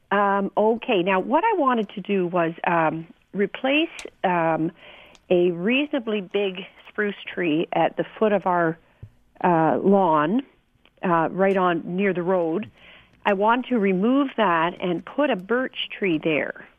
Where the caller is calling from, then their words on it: Minden, Ontario, Canada; I live in Minden. I'm just visiting my mom, so oh. I'm calling from Toronto